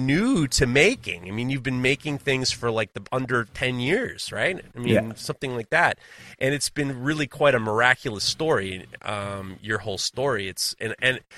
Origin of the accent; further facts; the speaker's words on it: New York City, New York, United States; Growing up in New York City